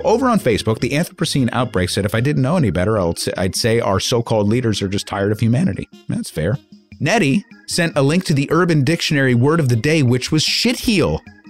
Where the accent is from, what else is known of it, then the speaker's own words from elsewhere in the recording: New York, United States; I can't say Oregon the right way. And neither can 99 because we're from New York.